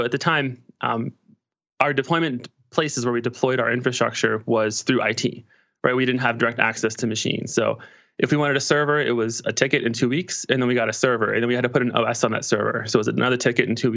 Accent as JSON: {"language": "English", "town": "Pittsburgh", "region": "Pennsylvania", "country": "United States", "said": "I'm from Pittsburgh, Pennsylvania"}